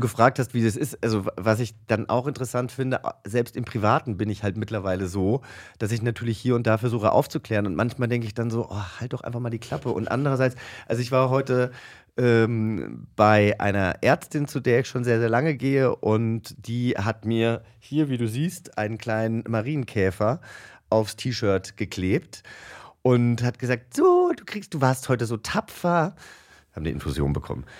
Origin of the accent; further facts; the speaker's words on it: Langgöns, Hesse, Germany; mein Heimatdorf Langgöns